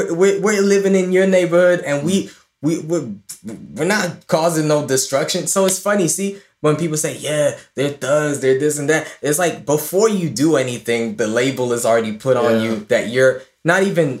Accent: Ireland; also born or lived in Clondalkin; now in Los Angeles, United States; we were from Ireland

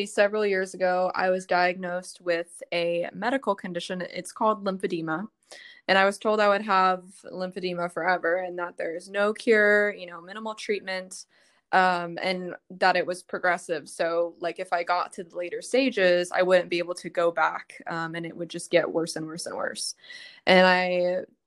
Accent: Dallas, Texas, United States; I'm from Dallas

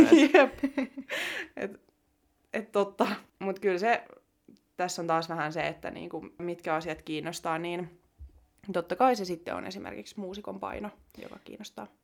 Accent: Jyväskylä, Central Finland, Finland; täältä Jyväskylästä, jossa mekin ollaan niin kotoisin

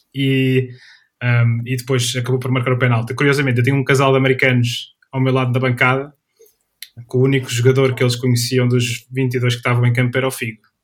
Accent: Coimbra, Centro, Portugal; eu sou natural de, sou natural da cidade de Coimbra

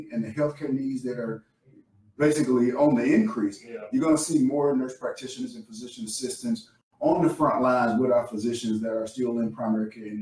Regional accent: the South, United States; I'm from the South, so I know good Southern food.

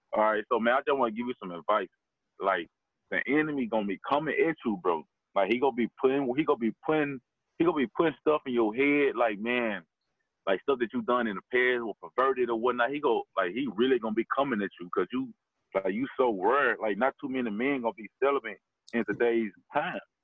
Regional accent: Memphis, Tennessee, United States; also born or lived in Galloway; I'm from Galloway, so I moved to Memphis when I was 6

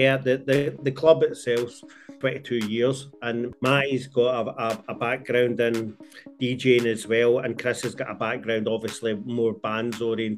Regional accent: Glasgow, Scotland, United Kingdom; I'm from Glasgow

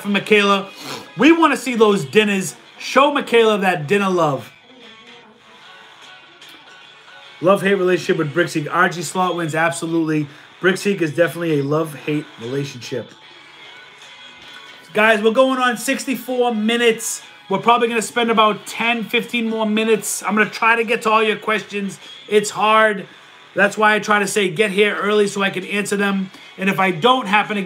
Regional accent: Boston, Massachusetts, United States; I'm from Boston and we're loud

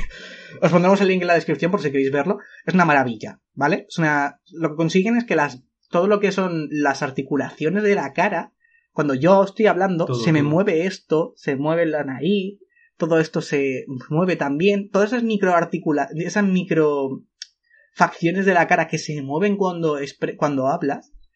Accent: Spain; somos españoles

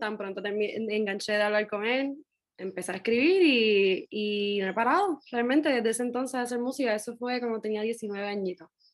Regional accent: Gurabo, Puerto Rico; moved away; also born or lived in Mayagüez, Puerto Rico / Bayamón, Puerto Rico; yo nací en Mayagüez, pero me crié entre Gurabo y Bayamón.

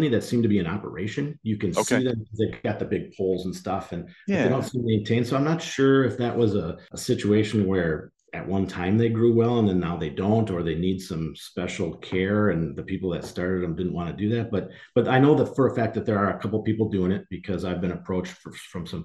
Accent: Door County, Wisconsin, United States; moved away as an adult; also born or lived in Minnesota; I chose Door County because that's where I grew up. So I grew up in Door County.

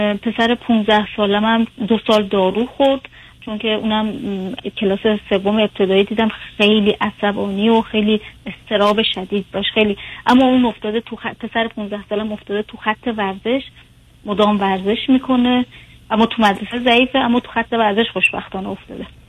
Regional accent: Iran; moved away; من متولد ایرانم

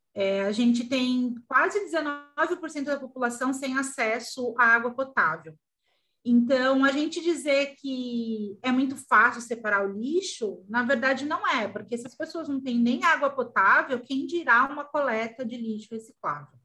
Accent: São Paulo, Brazil; moved away as an adult; also born or lived in Porto Alegre; now in Gravataí, Brazil; Eu nasci em São Paulo, mas eu moro no Rio Grande do Sul há entre 15 a 12 anos

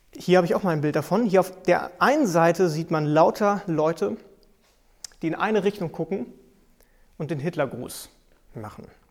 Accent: Germany; bei uns in Deutschland

